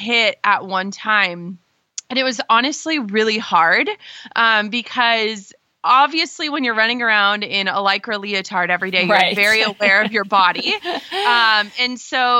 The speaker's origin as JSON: {"language": "English", "region": "Minnesota", "country": "United States", "tie": "born or raised there", "said": "I grew up in Minnesota"}